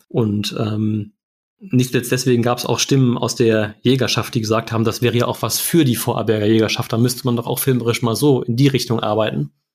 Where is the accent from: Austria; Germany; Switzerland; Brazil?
Germany; wir eben als äh, Deutsche